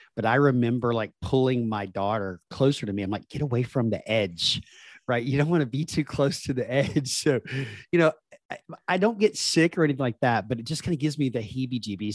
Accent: Deep South, United States; accent: Southern; especially when my Southern accent comes out 'cause I grew up in the Deep South in the, the United States

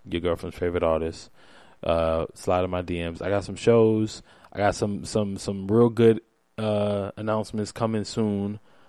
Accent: New York City, New York, United States; I'm from Brownsville, Saratoga and St. Mark's

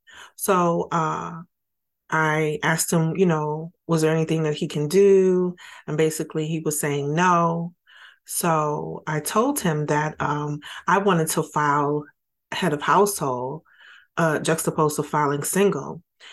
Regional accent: New York City, New York, United States; I grew up in Brooklyn, New York.

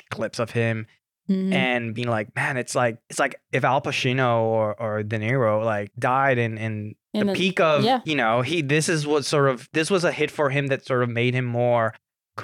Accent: Puerto Rico; I am from Puerto Rico.

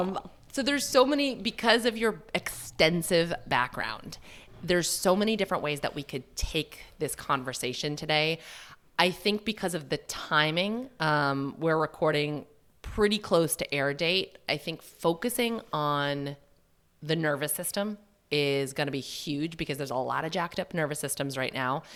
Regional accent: New Hampshire, United States; also born or lived in Massachusetts; I'm from Mass in New Hampshire. I say that just because my, um, mom's side and my dad's side, both from Massachusetts, That's where I was born. We didn't move to New Hampshire until I was, mm, maybe in second grade

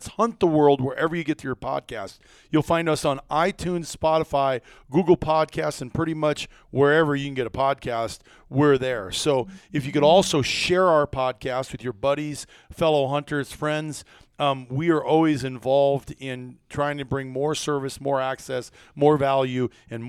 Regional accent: Iowa, United States; I grew up in Iowa, not far from John

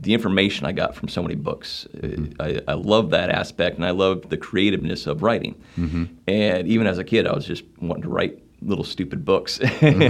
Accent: northeast Nebraska, United States; moved away as an adult; now in Wilmington, United States; I grew up in Nebraska, northeast Nebraska, not too far from Omaha

